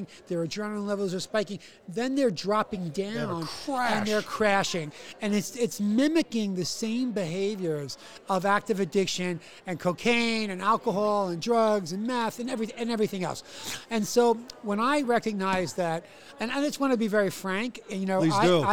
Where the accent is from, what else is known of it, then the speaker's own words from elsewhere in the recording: New York City, New York, United States; I'm from New York City